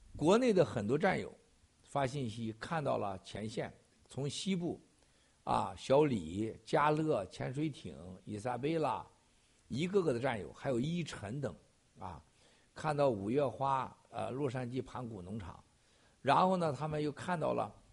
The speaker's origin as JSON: {"language": "Chinese", "country": "China", "moved": "yes", "said": "我们中国人"}